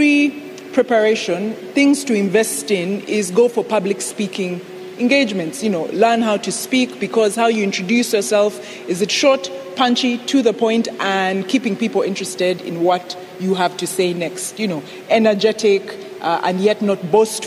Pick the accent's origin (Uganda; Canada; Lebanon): Uganda; we're Ugandan. We're proud to be Ugandan